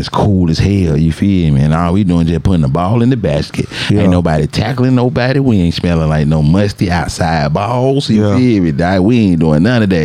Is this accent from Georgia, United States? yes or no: yes; Atlanta, Georgia, United States; growing up in Atlanta back then